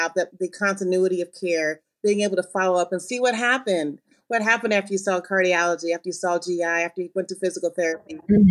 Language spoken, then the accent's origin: English; Ann Arbor, Michigan, United States; I am from the Midwest. I'm originally from Ann Arbor, Michigan.